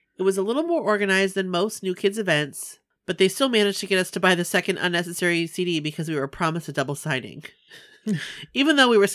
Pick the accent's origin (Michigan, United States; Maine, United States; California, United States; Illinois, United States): Maine, United States; We're from Maine.